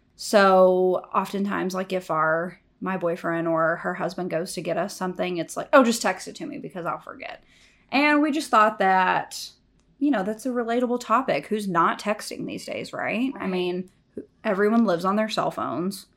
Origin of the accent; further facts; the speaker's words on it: Corsicana, Texas, United States; moved away as an adult; also born or lived in New York; born and raised in Corsicana, Texas